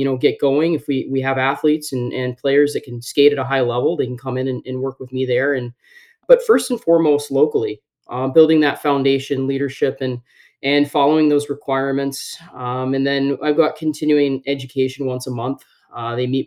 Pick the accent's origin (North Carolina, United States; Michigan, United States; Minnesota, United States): North Carolina, United States; moved away as an adult; also born or lived in Dallas; I grew up in North Carolina and I played hockey